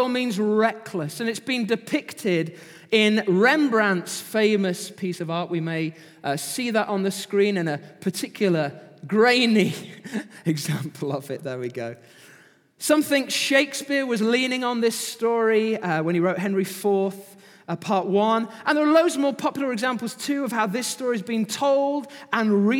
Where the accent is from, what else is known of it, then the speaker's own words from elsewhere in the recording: Manchester, North West England, United Kingdom; also born or lived in Pontefract, West Yorkshire; I was born in Yorkshire, West Yorkshire, Pontefract General Hospital, if you want to know. I moved to Manchester when I was 7